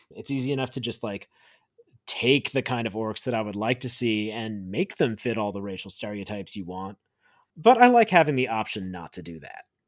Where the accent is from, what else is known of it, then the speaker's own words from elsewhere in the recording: United States; growing up in America